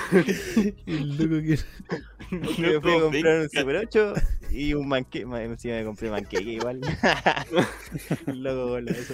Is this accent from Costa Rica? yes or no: no; Paraguay; Yo soy paraguayo.